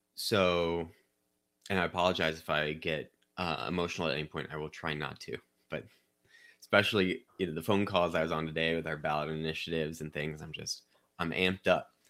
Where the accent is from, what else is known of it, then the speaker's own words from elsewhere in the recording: Chesterfield, Missouri, United States; I grew up in Saint Louis County in Chesterfield.